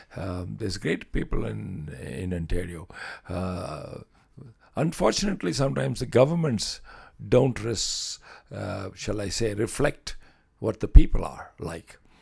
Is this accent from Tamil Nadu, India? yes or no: yes; Chennai, Tamil Nadu, India; moved away as an adult; now in Lloydminster, Canada; the beaches of my home city, where I used to spend time on the beaches.